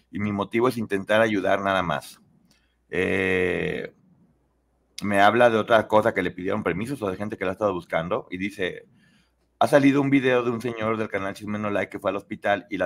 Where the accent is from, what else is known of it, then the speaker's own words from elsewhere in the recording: Spain; me acojo como española a mi derecho de no revelar información por preservar mi integridad física y que he sido amenazada